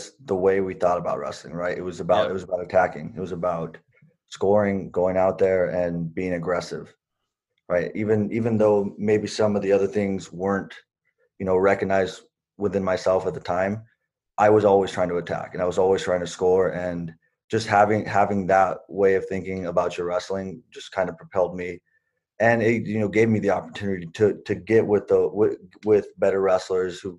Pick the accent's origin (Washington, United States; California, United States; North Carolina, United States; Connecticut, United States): California, United States; Corcoran; I grew up in Corcoran, California